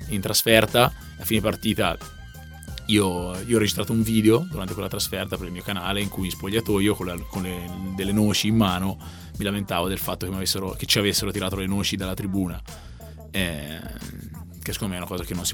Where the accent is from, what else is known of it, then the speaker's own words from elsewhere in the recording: Siena, Tuscany, Italy; io vengo da Siena